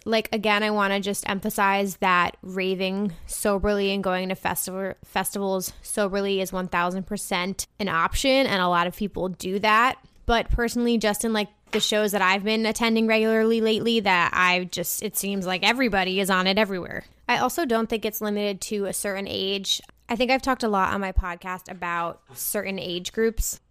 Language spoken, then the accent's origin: English; United States; now in Brooklyn, United States; It's near my hometown